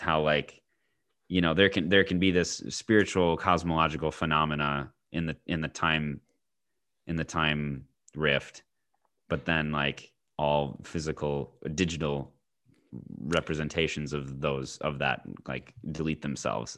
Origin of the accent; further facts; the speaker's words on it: United States; as an American